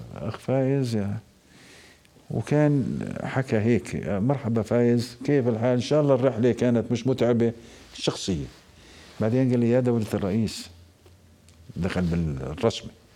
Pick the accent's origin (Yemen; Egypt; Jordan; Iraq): Jordan; Al-Mazar al-Janubi, Karak Governorate; مدينتي انا من منطقه المزار